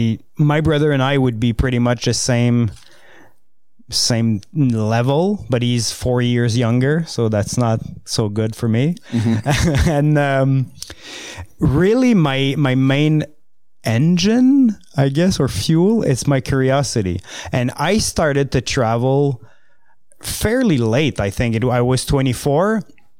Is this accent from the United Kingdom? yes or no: no; L'Orignal, Ontario, Canada; first language French; English is a second language; It's in Lorignal, Eastern Ontario